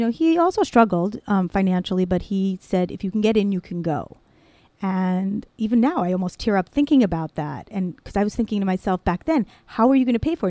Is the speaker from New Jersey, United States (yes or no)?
yes; Cliffside Park, New Jersey, United States; I grew up in Cliffside Park, New Jersey.